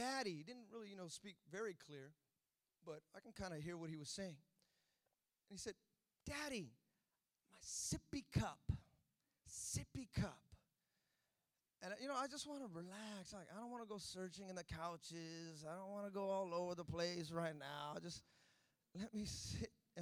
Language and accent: English; Fremont, California, United States; also born or lived in Hayward, California; I grew up in Fremont. I went to school there 13 years of my life